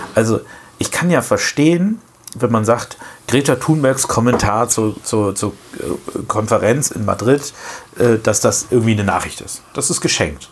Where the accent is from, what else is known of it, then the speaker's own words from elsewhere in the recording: Germany; bei uns in Deutschland